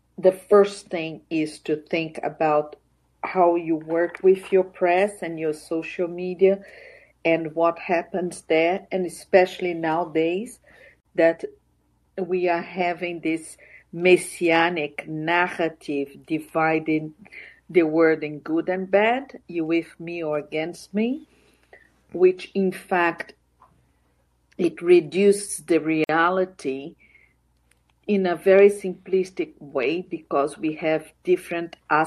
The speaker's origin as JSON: {"language": "English", "country": "Brazil", "tie": "born or raised there", "said": "I'm from Brazil, and I grew up without being able to speak politics."}